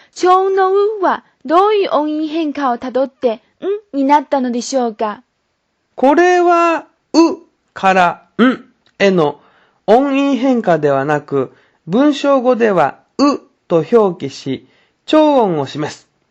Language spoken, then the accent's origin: Japanese; China; Japanese is a second language; 私たち中国人